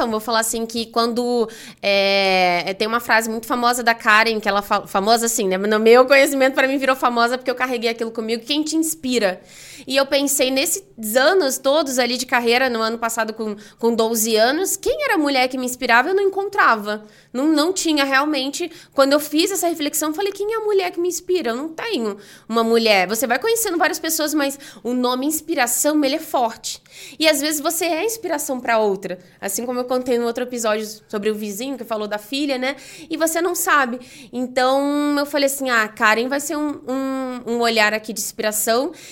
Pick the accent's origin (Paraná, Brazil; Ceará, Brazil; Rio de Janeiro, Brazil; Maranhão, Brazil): Rio de Janeiro, Brazil; now in São Paulo, Brazil; Eu comentei que vim do Rio, né? Então, vim do Rio para São Paulo, não tenho família aqui, né?